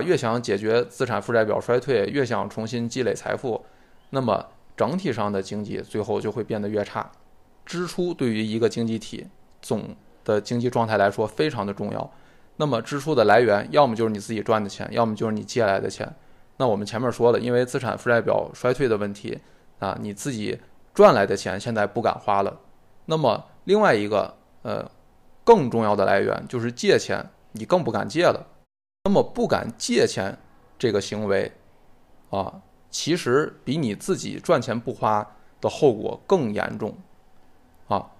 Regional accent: China; 我觉得跟大部分我们中国人的直觉也不太相符

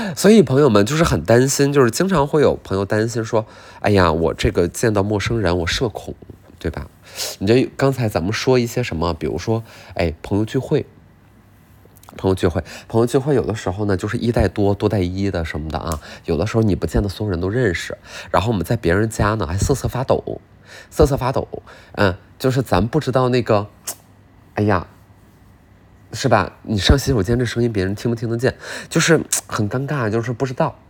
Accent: Northeast China, China; 笔者从小在东北长大

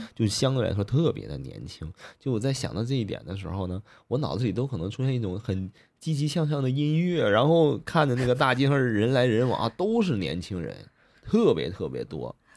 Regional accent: China; 我们中国人可能，嗯，更容易产生共鸣

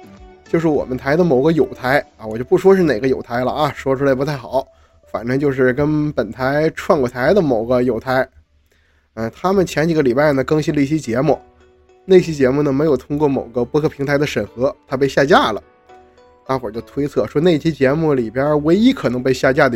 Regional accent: Northeast China, China; 在我们东北人的语境中

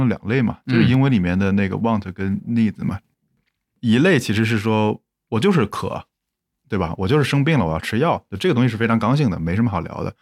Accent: Zhengzhou, Henan, China; moved away; 我可能回到我老家郑州

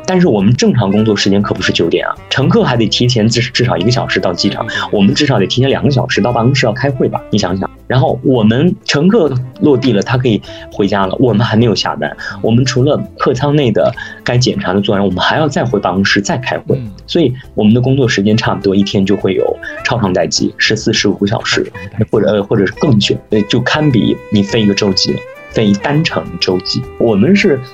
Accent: China; moved away; 我们中国人

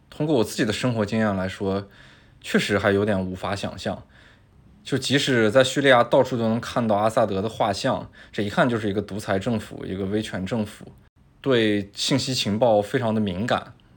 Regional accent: China; 我们就作为中国人来说

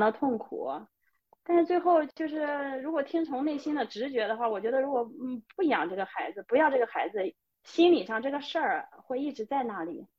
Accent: China; moved away as an adult; now in Sweden; 我是中国人，我代表中国

